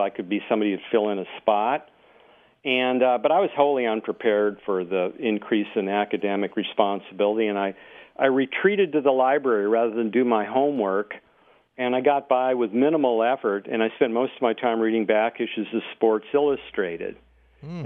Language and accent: English; North Dakota, United States; moved away as an adult; also born or lived in Silicon Valley, California; I was born and raised in North Dakota